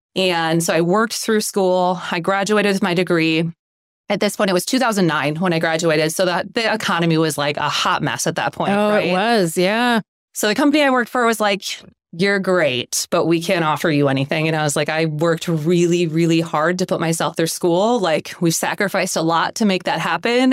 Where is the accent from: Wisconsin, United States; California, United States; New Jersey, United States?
Wisconsin, United States; Cashton; also born or lived in Mississippi; So we grew up in Cashton.